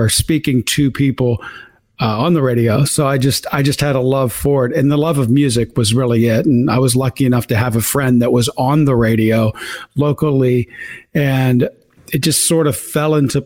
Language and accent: English; West Virginia, United States; now in New York, United States; I grew up in West Virginia. I was poor, to be honest with you. I came from a trailer park in West Virginia.